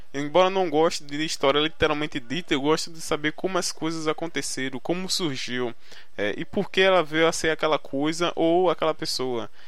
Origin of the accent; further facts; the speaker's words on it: Recife, Pernambuco, Brazil; accent: nordestino; tenho 21 anos e sou do Recife, Pernambuco. Você irá escutar muito esse sotaque carregado do nordestino, né?